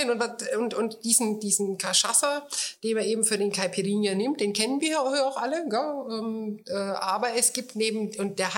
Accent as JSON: {"language": "German", "region": "Bavaria", "country": "Germany", "said": "als Franke muss man natürlich Bier sprechen."}